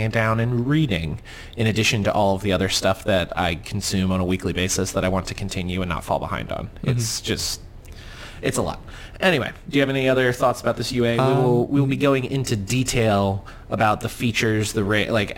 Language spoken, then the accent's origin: English; United States; We're American.